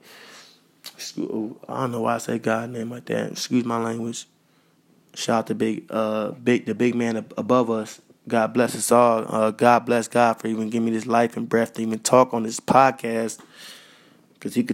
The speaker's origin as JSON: {"language": "English", "region": "Minnesota", "country": "United States", "said": "I'm from Minnesota"}